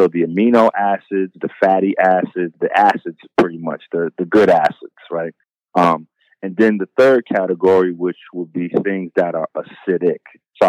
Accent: Bronx, New York, United States; I'm from the Bronx. It's been dope fiends and crackheads. That was dope fiends and crackheads in my neighborhood for 20, 30 years.

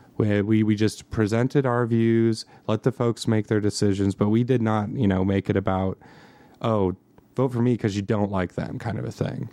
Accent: Montana, United States; I'm from Montana

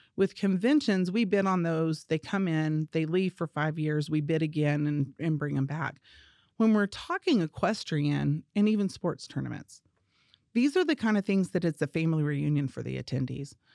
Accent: Amarillo, Texas, United States; also born or lived in New Mexico; growing up in Amarillo and having family with big acreage

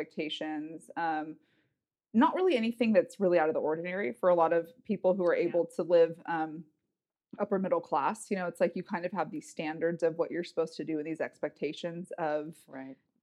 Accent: Northern California, United States; also born or lived in Los Angeles, California; California kid. So I was born in Los Angeles, moved up to Northern California when I was about 7.

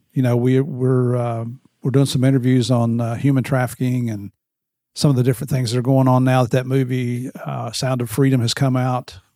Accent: Tennessee, United States; also born or lived in West Virginia; I grew up in Tennessee and West Virginia. I'm like a cross between a redneck and a hillbilly.

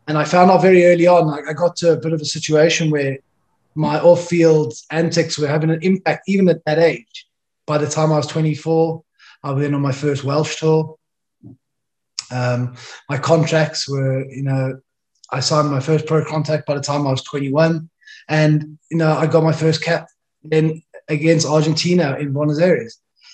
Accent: South Africa; moved away as an adult; also born or lived in Wales; I was born in South Africa, started my journey, came from a working class family, very outdoorsy

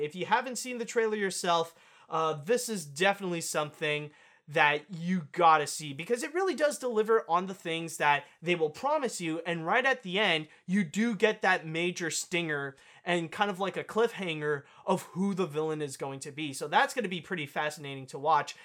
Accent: Canada; I am Canadian

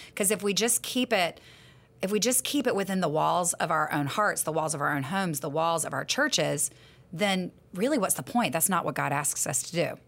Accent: the South, United States; I'm from the South

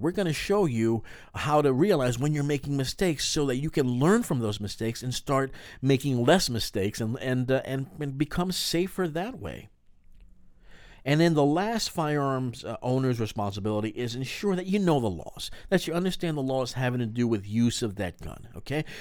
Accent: New York, United States; we're both from New York

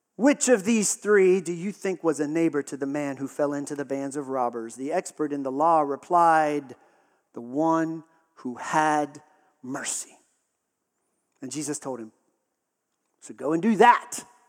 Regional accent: Texas, United States; I grew up in Texas

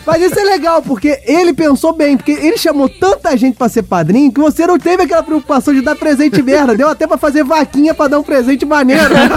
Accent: Rio de Janeiro, Brazil; eu sou carioca

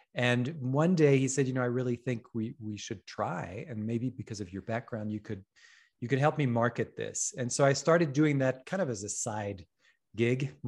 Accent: France; moved away as an adult; also born or lived in Paris / Hong Kong; I grew up in France

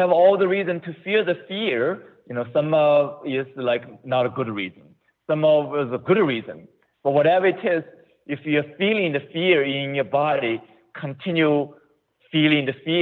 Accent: China; moved away as an adult; also born or lived in Ohio, United States; now in United States; I was born in China

